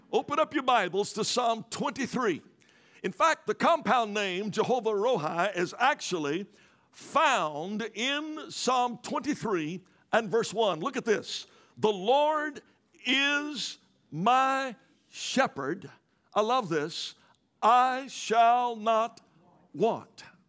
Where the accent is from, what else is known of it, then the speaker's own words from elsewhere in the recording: Louisiana, United States; moved away; I'm originally from Louisiana